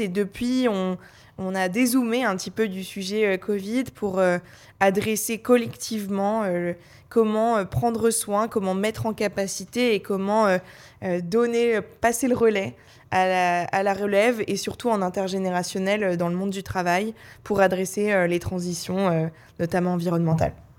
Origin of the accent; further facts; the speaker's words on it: Paris, Île-de-France, France; j'ai grandi à Paris